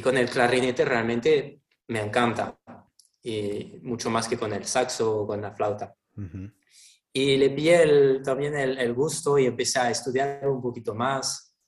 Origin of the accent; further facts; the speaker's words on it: Toulon, Provence-Alpes-Côte d'Azur, France; Spanish is a second language; moved away; vengo de Francia, del sur de Francia, un, un, pueblo que se llama Toulon, que está entre Niza y Marsella